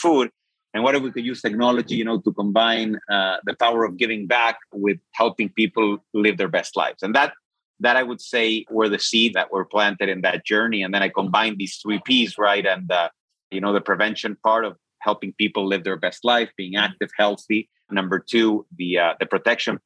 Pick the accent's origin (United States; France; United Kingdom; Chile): Chile; I'm from Chile.